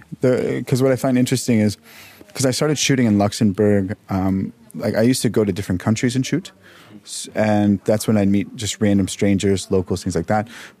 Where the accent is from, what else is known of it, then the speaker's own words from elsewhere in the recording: Dallas, Texas, United States; No, I'm from Dallas.